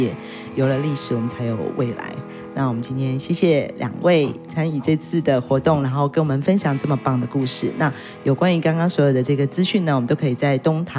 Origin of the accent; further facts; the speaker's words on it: Taitung County, Taiwan; 不是我们台东人讲话特别甜